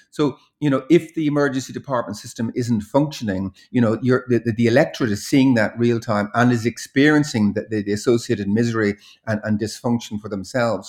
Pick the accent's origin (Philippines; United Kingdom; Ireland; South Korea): Ireland; Dublin, Leinster; orphanage boy, uh, growing up in Dublin in the, in the sixties and, and seventies